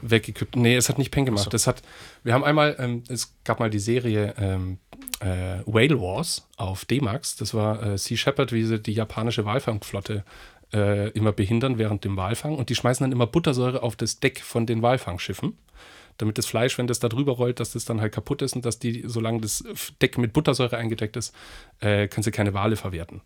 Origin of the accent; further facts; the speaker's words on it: Aichach, Bavaria, Germany; bei uns in Eichach